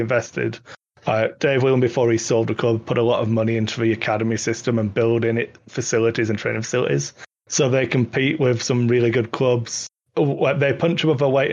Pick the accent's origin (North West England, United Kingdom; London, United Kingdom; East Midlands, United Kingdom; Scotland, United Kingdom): North West England, United Kingdom; Wigan; I'm wearing my Wigan Athletic t-shirt, my hometown football club, soccer club